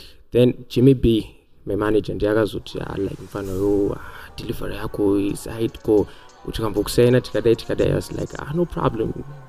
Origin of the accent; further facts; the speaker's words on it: Chitungwiza, Mashonaland East, Zimbabwe; I grew up in St. Mary's in Chitungwisa.